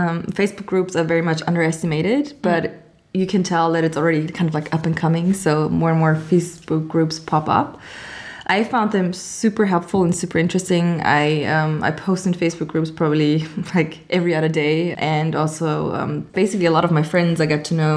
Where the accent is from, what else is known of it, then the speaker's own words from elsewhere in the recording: Austria; moved away as an adult; also born or lived in Amsterdam; I am from Austria originally, but I travel a lot and I work location independent since about 2016